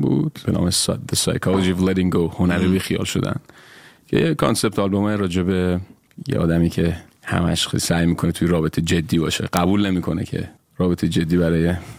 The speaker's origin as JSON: {"language": "Persian", "town": "Tehran", "region": "Tehran Province", "country": "Iran", "tie": "born or raised there", "also_born_or_lived": "Kermanshah", "moved": "as an adult", "said": "من متولد کرمانشاه ولی بزرگ شدی تهران"}